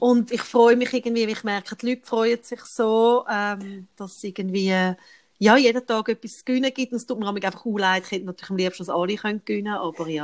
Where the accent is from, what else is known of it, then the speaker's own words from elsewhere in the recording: Switzerland; bei uns in der Schweiz